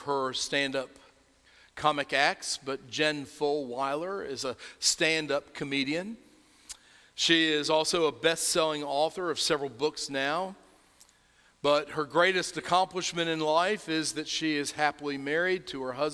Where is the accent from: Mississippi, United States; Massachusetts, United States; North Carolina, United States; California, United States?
North Carolina, United States; accent: North Carolina; my North Carolina accent